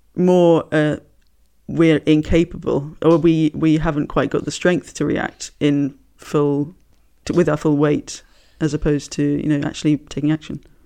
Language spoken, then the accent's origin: English; United Kingdom; I'm British.